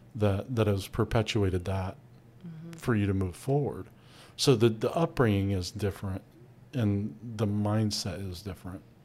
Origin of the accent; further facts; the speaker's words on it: United States; I grew up in America.